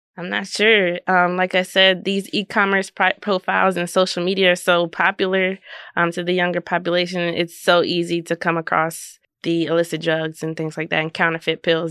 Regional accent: Maryland, United States; now in Kansas, United States; I'm from Maryland

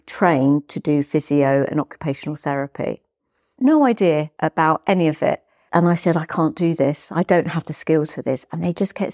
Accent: Hastings, South East England, United Kingdom; I was born in Hastings in East Sussex.

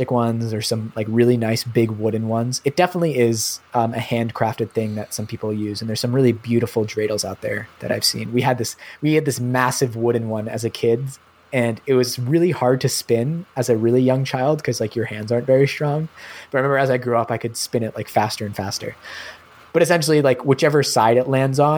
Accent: New Hampshire, United States; also born or lived in Montreal / Toronto; now in Canada; New Hampshire, where I grew up

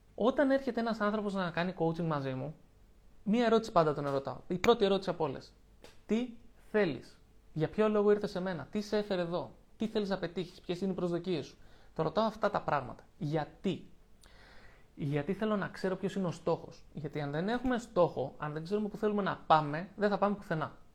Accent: Lavrio, Attica, Greece; moved away as an adult; έφυγα από την πόλη μου. Από εκεί που ζούσα στο Λαύριο και είχα του φίλου μου εκεί, ζούσα με τη μητέρα μου

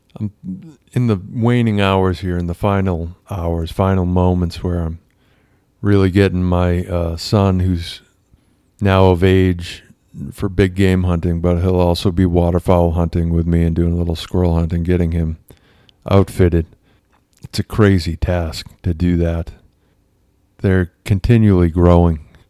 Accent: Massachusetts, United States; I grew up in Massachusetts

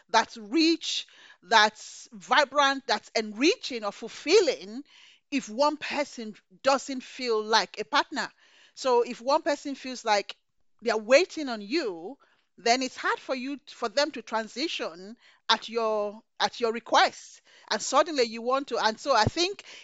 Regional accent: Nigeria; So growing up in Nigeria, my father didn't let me go queue up to welcome a governor.

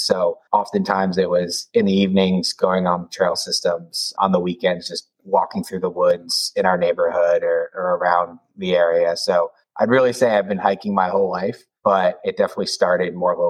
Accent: New Jersey, United States; So I grew up in New Jersey.

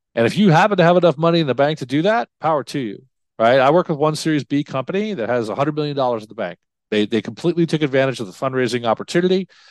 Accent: New York, United States; moved away; I grew up in New York

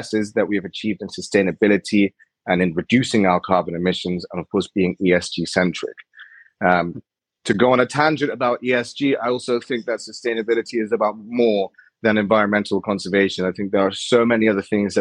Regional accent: Iran; I'm from Iran

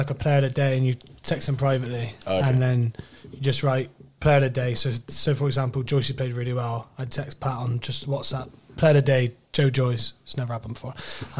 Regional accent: Hanham, South West England, United Kingdom; I'm from Hannam, so I know pretty much everywhere there. Mm. But obviously, recently moved to Frenchie.

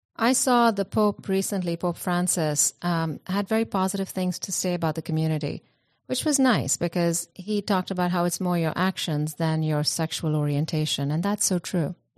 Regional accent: India; I come from India

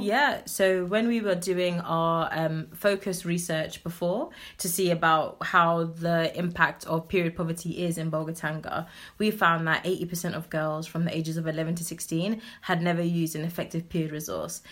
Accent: London, United Kingdom; I'm grown up in Southeast London, but my parents migrated here um, from Ghana in the 80s. So I'm originally Ghanaian.

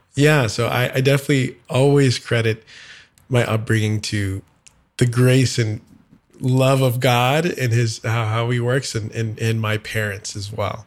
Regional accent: San Antonio, Texas, United States; moved away as an adult; also born or lived in Dallas, Texas / Houston, Texas; now in Nashville, United States; I'm originally from Texas, uh, born in Dallas, grew up in San Antonio, was in Houston for college and a decade of my life before moving to Nashville three years ago

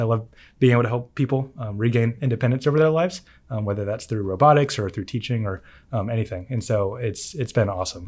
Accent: Huntsville, Alabama, United States; moved away as an adult; also born or lived in Madison, Alabama; now in Auburn, United States; growing up in Huntsville

